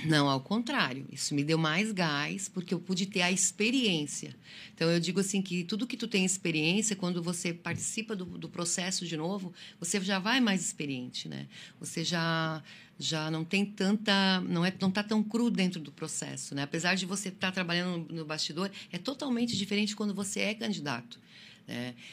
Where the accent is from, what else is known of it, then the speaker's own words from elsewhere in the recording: Lages, Santa Catarina, Brazil; moved away as an adult; also born or lived in Criciúma; now in Içara, Brazil; eu sou natural de Lages, né, na Serra Catarinense.